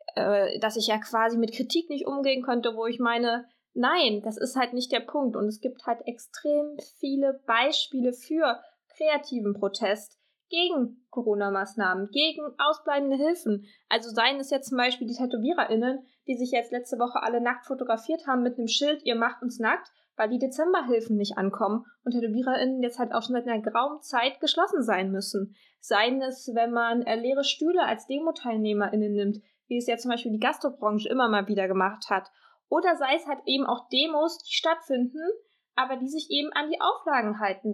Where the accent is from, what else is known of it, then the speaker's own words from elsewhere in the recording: Saxony, Germany; bei uns in Sachsen